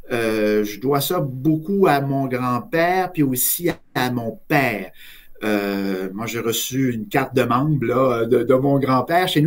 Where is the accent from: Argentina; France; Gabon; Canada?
Canada; Quebec City, Quebec; un petit gars qui est, né dans le terroir, qui né euh, a grandi dans le vieux Beauport. J'ai fait mes, études primaires ici, euh, mes études secondaires ici. J'ai fait mon cégep à Garneau.